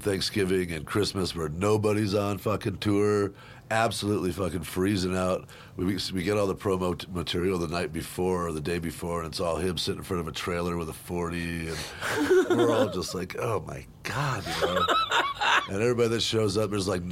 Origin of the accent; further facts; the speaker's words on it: Parker, Colorado, United States; growing up in the country, I grew up out in Parker in the 70s